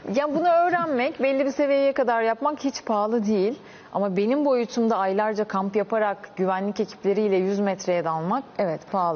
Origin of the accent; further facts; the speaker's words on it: Çanakkale, Turkey; Çanakkale doğumluyum.